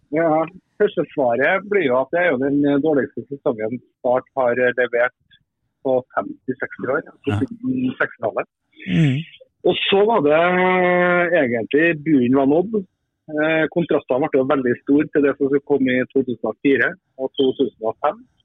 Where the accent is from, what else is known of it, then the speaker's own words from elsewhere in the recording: Trondheim, Trøndelag, Norway; moved away as an adult; also born or lived in Sweden / Kristiansand; bodde jeg hjemme i Trondheim da, i noen måneder.